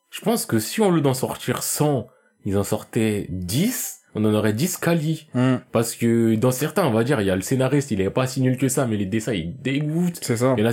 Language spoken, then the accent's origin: French; China; Même si en vrai, je passe souvent pas parce que je suis chinois